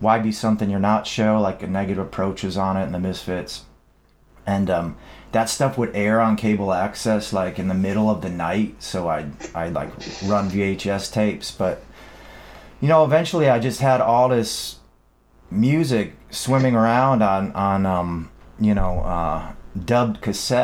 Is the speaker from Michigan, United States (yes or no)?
yes; Dearborn, Michigan, United States; where I grew up, Dearborn is like the town of Ford